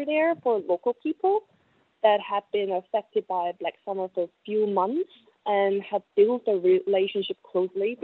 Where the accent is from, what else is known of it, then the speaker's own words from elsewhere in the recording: South Korea; moved away as an adult; also born or lived in China / Sydney; I'm from South Korea